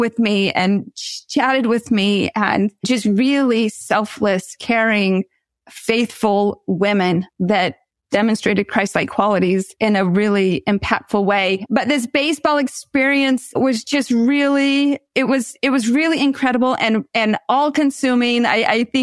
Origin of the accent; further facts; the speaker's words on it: the West, United States; moved away as an adult; also born or lived in Baltimore; I grew up in the West